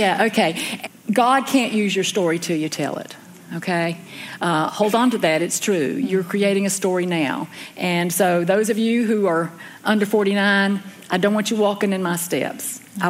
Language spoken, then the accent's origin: English; Elkin, North Carolina, United States; I grew up in Elkin, North Carolina, which is about 40 miles north of Winston-Salem